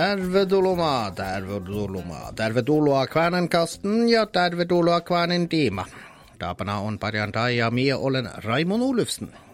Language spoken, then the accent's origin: Norwegian; Båtsfjord, Finnmark, Norway; moved away; jeg vokste jo opp her i Båtsfjord